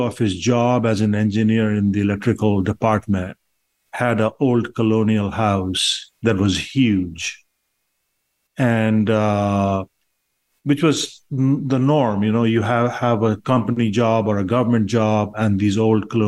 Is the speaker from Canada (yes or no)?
no; Patna, Bihar, India; also born or lived in Boston, United States; now in Miami, United States; I was born in a town called Patna, which was or is still the capital of the state of Bihar in India